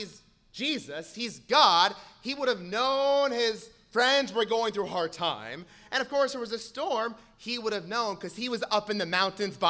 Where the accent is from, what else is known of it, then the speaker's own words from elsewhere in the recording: Southern California, United States; I grew up in Southern California